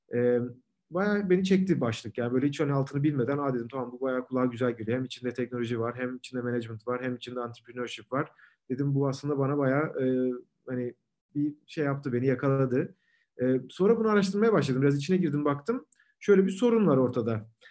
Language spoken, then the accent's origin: Turkish; İzmir, Turkey; moved away as an adult; also born or lived in Ankara, Turkey / Munich, Germany; now in London, United Kingdom; İzmirliyim. Ee, İzmir'de doğup büyüdüm.